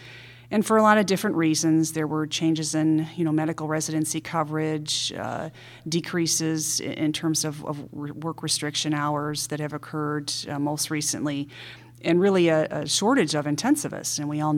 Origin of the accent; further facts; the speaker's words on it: Ohio, United States; moved away as an adult; now in Chicago, United States; Well, I'm originally from the Midwest, from Ohio, and that's where I have my three-year training degree.